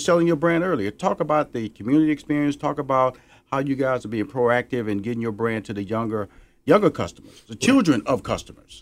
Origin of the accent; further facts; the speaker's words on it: Houston, Texas, United States; now in Atlanta, United States; Houston, Texas, my hometown